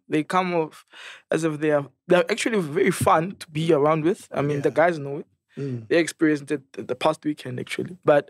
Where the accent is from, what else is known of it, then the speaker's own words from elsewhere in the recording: Krugersdorp, Gauteng, South Africa; also born or lived in Kagiso / Munsieville; I'm from the West Rand. I'm from Krugersdorp.